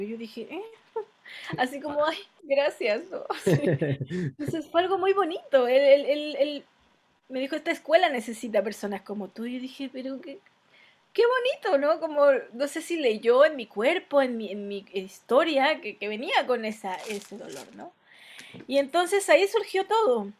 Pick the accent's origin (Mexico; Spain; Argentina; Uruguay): Mexico; moved away as an adult; now in Chile; me acompañó en mi infancia en México